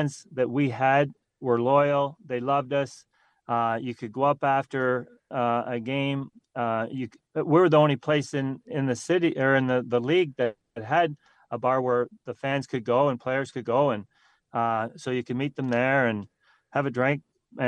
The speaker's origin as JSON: {"language": "English", "town": "Haliburton", "region": "Ontario", "country": "Canada", "tie": "born or raised there", "said": "growing up in a small town of Halliburton, outside of Halliburton"}